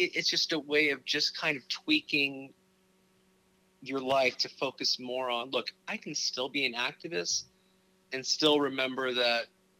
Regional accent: Torrance, California, United States; born there; I was born in Torrance.

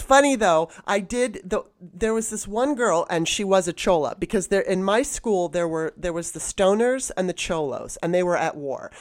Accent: Los Angeles, California, United States; moved away; also born or lived in Baltimore; growing up in Los Angeles, I, and even in Baltimore when I was young

